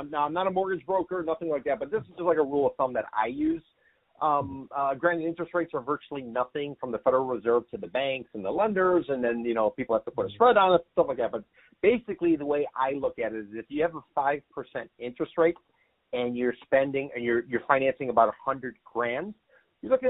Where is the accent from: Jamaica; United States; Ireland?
United States; Long Island, New York; born or raised there